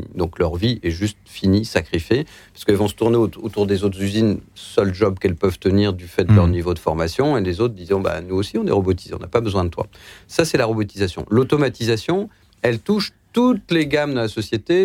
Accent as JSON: {"language": "French", "region": "Lower Normandy", "country": "France", "tie": "born or raised there", "said": "moi, je suis né en Basse-Normandie. Quand je vois ce qu'était ma ville"}